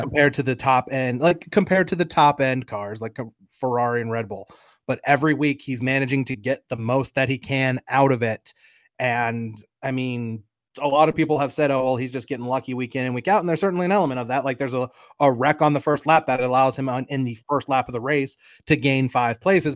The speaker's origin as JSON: {"language": "English", "country": "United States", "said": "as an American sports fan"}